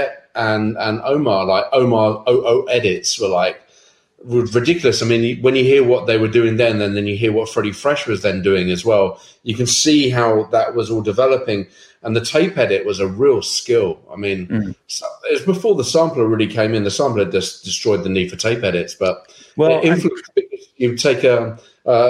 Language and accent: English; England, United Kingdom; moved away; also born or lived in Amsterdam, Netherlands; growing up in England at that time